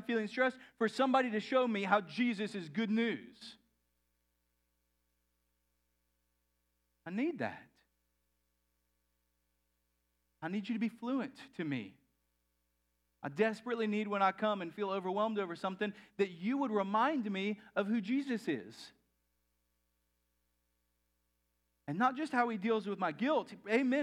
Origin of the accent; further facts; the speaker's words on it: Texas, United States; I grew up in Texas.